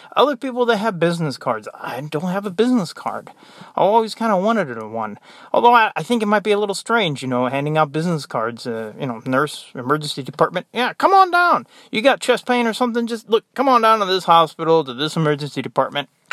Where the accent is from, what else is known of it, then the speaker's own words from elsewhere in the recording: United States; moved away; I'm American